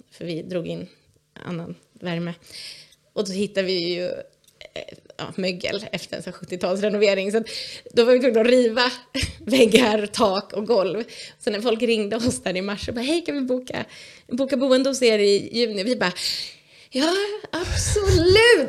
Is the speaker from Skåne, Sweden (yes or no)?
no; outside Stockholm, Stockholm County, Sweden; moved away as an adult; now in Vimmerby, Sweden; Jag är uppväxt utanför Stockholm